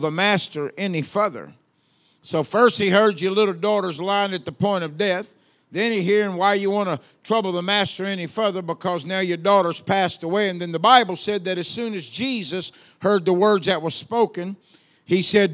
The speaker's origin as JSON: {"language": "English", "region": "Louisiana", "country": "United States", "accent": "Southern", "said": "I'm from the South. They say I have an accent. I don't know where they got that from, but there I am, you know? So I'm from Louisiana"}